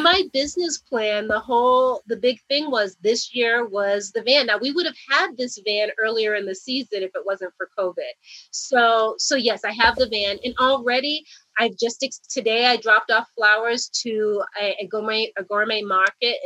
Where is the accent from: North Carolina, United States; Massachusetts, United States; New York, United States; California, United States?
Massachusetts, United States; Boston; now in Arizona, United States; growing up in Boston